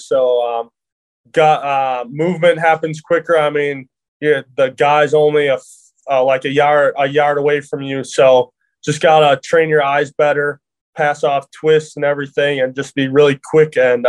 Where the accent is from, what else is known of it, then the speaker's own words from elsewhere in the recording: Wisconsin, United States; I mean, growing up, so I grew up in Wisconsin, obviously, so I had to root for the Packers somewhat